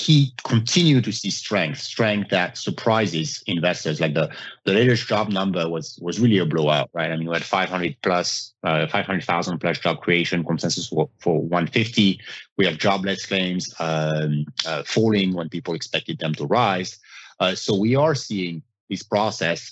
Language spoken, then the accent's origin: English; France; moved away; I'm from France. I mean, growing up in Europe